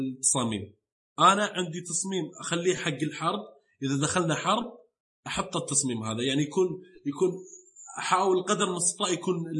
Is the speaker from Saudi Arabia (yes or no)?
yes; Saudi Arabia; عندنا بالسعوديه